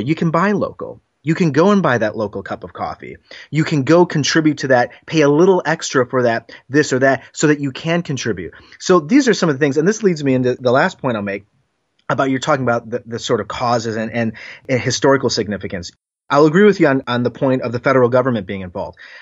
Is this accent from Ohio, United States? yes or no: yes; Northeast Ohio, United States; moved away as an adult; also born or lived in Washington, D.C. / New York area; I was from Northeast Ohio, lived in D C, then lived in New York area for five years, now back in Cleveland.